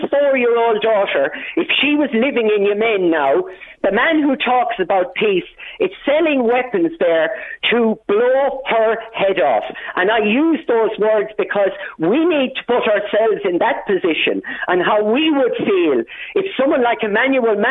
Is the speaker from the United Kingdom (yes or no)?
no; Ireland; I am Irish